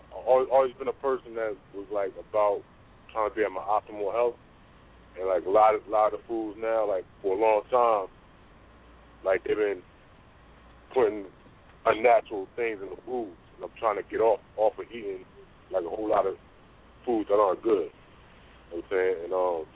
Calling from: New Jersey, United States; I'm calling from New Jersey.

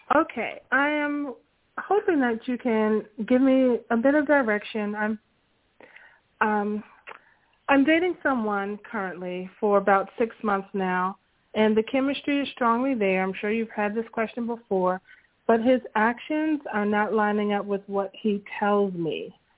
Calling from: Washington, District of Columbia, United States; I'm calling from Washington, D.C.

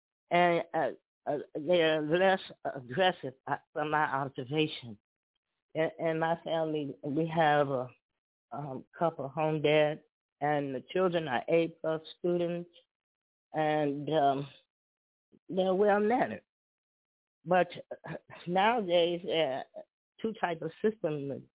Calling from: Chicago, Illinois, United States; I'm calling from Chicago.

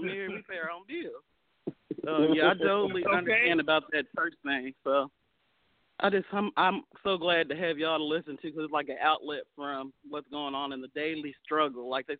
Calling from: Nashville, Tennessee, United States; I'm calling from Nashville.

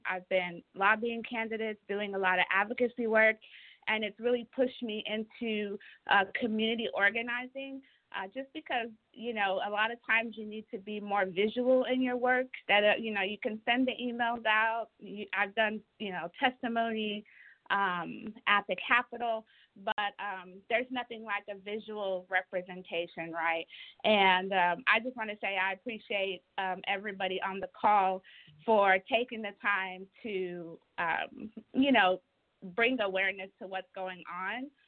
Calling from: Texas, United States; This is my first call. I'm calling in from Texas

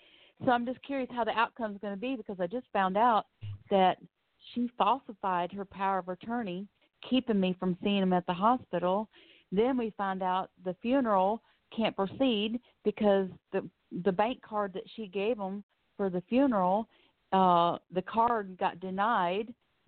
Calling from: Florida, United States; Yes, I'm calling from Florida.

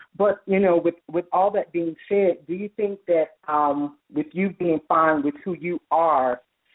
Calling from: Atlanta, Georgia, United States; I'm calling from Atlanta, Georgia.

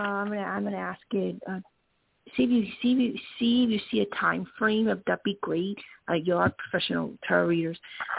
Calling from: Arizona, United States; from Arizona.

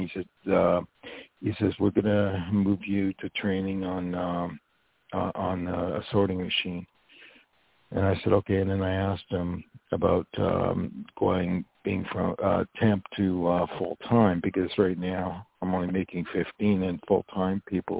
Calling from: Poughkeepsie, New York, United States; I'm calling from New York.

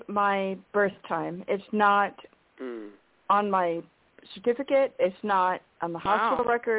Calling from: Washington, United States; Hi, this is Catherine in Washington.

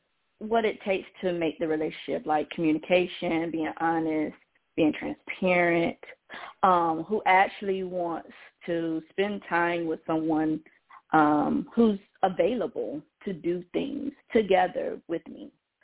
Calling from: Georgia, United States; I'm calling from Georgia.

